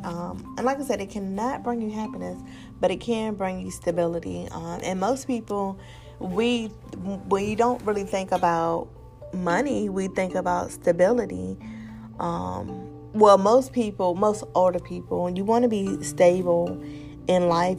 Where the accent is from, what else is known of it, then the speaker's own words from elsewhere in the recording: Virginia, United States; I am from Virginia